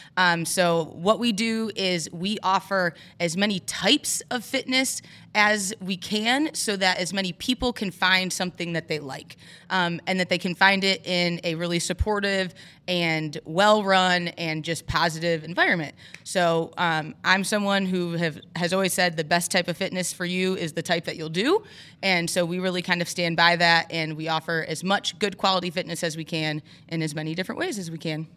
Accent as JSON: {"language": "English", "area": "Overdale City", "region": "Michigan", "country": "United States", "tie": "born or raised there", "also_born_or_lived": "Florida", "said": "I'm from Overdale City, so not far from here. Um, grew up there, very small town"}